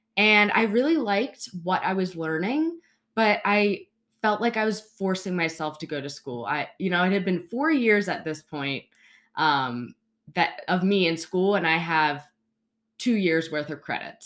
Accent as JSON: {"language": "English", "town": "Baltimore", "region": "Maryland", "country": "United States", "tie": "born or raised there", "moved": "as an adult", "lives_now": "Charleston, United States", "said": "I grew up in Baltimore, Maryland"}